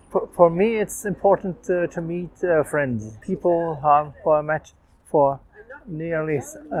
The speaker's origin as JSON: {"language": "English", "town": "Nuremberg", "region": "Bavaria", "country": "Germany", "said": "I'm coming from Germany, Nuremberg."}